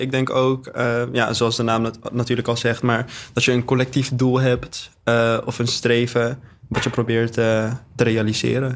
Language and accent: Dutch; Amsterdam, North Holland, Netherlands; ik ben 19 jaar oud en ik kom uit Amsterdam.